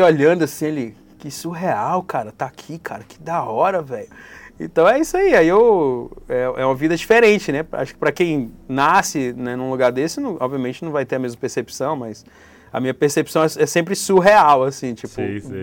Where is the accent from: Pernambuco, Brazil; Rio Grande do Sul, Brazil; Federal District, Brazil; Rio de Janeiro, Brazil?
Federal District, Brazil; Brasília; also born or lived in São Paulo; now in Florianópolis, Brazil; Sou da Ceilândia